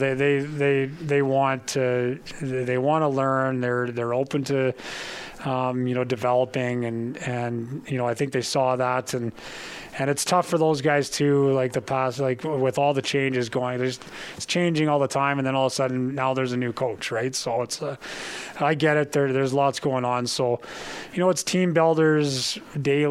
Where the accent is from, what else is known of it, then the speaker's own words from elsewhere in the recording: Calgary, Alberta, Canada; moved away; I was born and raised in Calgary